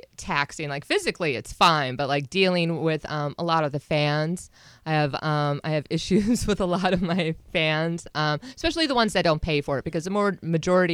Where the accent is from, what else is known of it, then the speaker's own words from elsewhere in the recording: Wisconsin, United States; moved away as an adult; also born or lived in Florida; I'm originally from Wisconsin, and I first moved to Florida